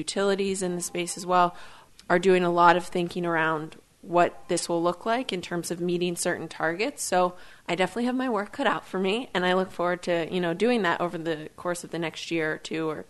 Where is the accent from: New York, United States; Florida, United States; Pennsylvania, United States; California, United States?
Pennsylvania, United States; Pittsburgh; also born or lived in Seattle / Philadelphia; I'm born and raised in Pittsburgh, and I also went to grad school here at Carnegie Mellon.